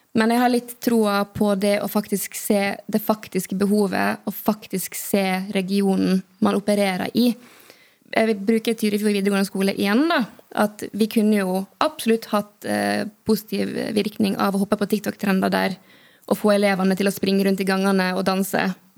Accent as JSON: {"language": "Norwegian", "region": "Western Norway", "country": "Norway", "moved": "yes", "said": "Jeg kommer fra Vestlandet"}